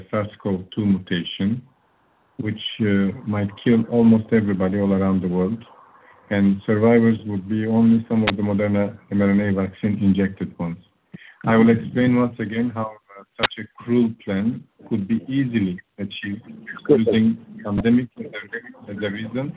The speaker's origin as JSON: {"language": "English", "country": "Turkey", "tie": "born or raised there", "moved": "yes", "lives_now": "Romania", "said": "I was born in Turkey, right now living in Romania for over 25 years"}